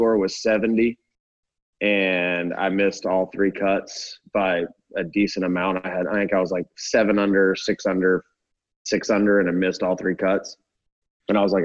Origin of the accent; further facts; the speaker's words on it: Atlanta, Georgia, United States; I grew up in Atlanta in the early 90s